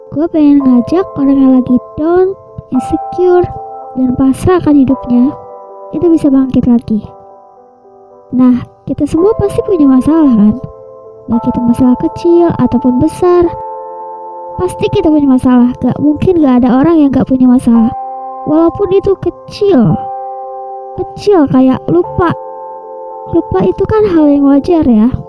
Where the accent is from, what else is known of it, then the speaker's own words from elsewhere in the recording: Bogor, West Java, Indonesia; Sebelumnya kenalin … Umur gue 20 tahun Gue asal Bogor